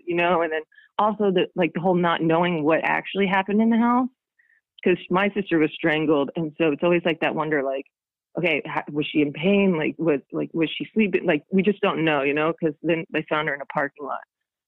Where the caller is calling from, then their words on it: London, United Kingdom; I'm calling from London and calling off of Skype.